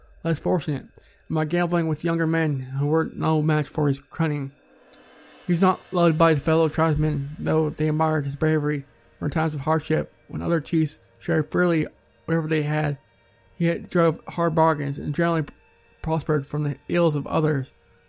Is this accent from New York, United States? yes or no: no; Pocatello, Idaho, United States; Outside of my hometown of Pocatello, Idaho, is a tragic, frightening spot known as Massacre Rocks.